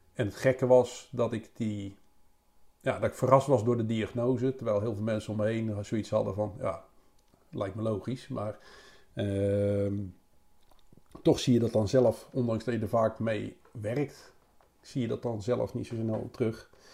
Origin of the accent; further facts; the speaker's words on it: Rotterdam, South Holland, Netherlands; te wonen in Rotterdam, zeg maar, waar ik ook geboren, waar ik geboren ben